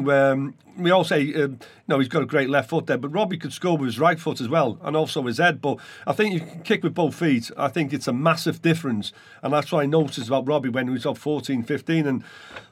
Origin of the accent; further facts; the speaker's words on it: Welsh, Wales, United Kingdom; being Welsh